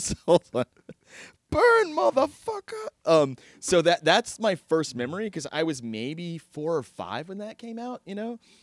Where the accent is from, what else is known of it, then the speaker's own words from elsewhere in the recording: Texas, United States; I'm from Texas